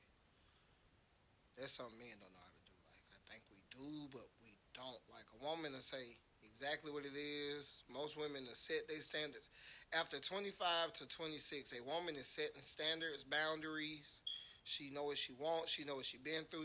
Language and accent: English; Atlanta, Georgia, United States; I'm from Atlanta